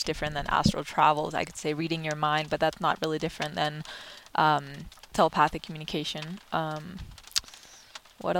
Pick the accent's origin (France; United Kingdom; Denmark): Denmark; moved away; growing up in Denmark